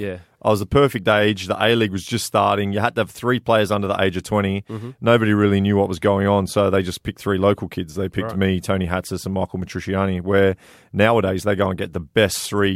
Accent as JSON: {"language": "English", "town": "Blackburn", "region": "North West England", "country": "United Kingdom", "tie": "born there", "said": "Yeah, I was born in England. Yeah, yeah. So I'm a big Blackburn Rovers fan."}